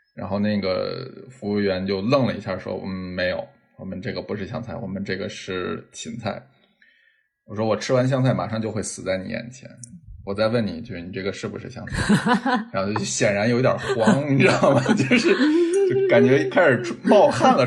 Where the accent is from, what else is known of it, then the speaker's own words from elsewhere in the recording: northern China, China; 作为北方人